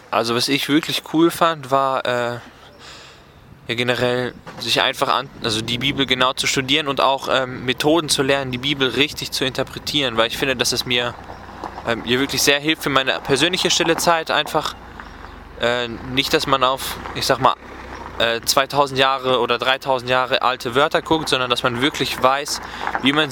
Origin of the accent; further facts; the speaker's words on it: Oerlinghausen, North Rhine-Westphalia, Germany; ich komme aus der Nähe Bielefeld-Oerlinghausen